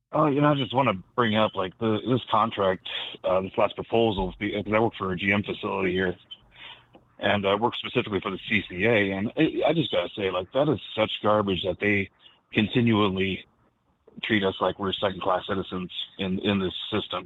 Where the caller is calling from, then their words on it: Reno, Nevada, United States; I'm calling from, uh, U A W Local twenty-one sixty-two in Reno, Nevada